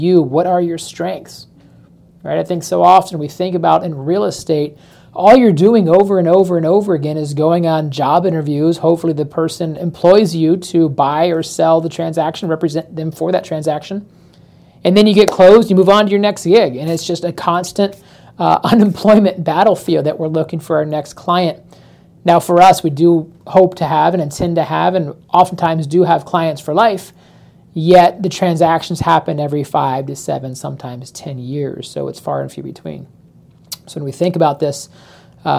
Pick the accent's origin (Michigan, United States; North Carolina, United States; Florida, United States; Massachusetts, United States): Florida, United States; also born or lived in Chicago, Illinois; born and raised in Florida, spent a stint in Chicago when I was a kid, so I've got some Chicago ties, but overall, most of my life has been here in Florida